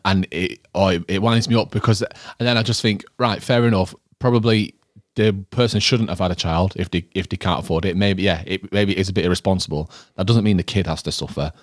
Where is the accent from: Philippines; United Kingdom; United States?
United Kingdom; Manchester, North West England; growing up in Withenshaw